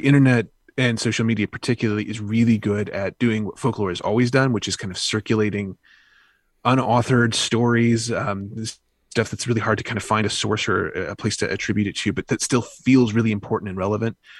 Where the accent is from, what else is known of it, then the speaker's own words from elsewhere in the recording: the South, United States; I grew up in the South